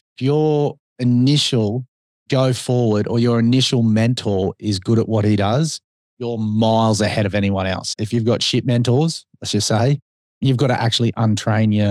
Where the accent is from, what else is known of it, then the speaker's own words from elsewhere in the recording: Sunshine Coast, Queensland, Australia; we were born and bred on the Sunshine Coast